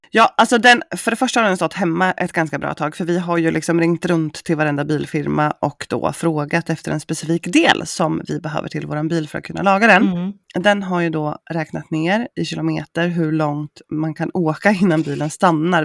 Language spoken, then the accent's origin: Swedish; Östergötland, Sweden; accent: Östgötska; nu tycker inte jag själv att jag pratar så himla brett östgötska